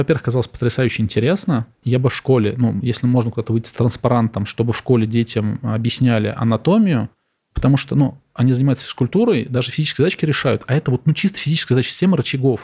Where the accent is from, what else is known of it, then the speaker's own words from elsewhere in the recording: Samara, Samara Oblast, Russia; moved away; Я из Самары сам